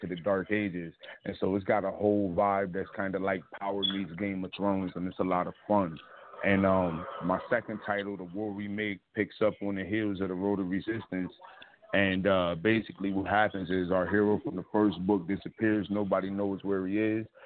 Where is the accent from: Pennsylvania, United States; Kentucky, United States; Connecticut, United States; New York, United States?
Connecticut, United States; Bridgeport; also born or lived in Richmond; I'm born and raised in Bridgeport, Connecticut